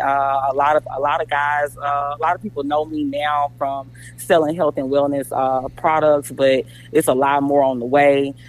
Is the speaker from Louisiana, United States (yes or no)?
yes; Jonesville, Louisiana, United States; now in Frisco, United States; I'm from Jonesville, Louisiana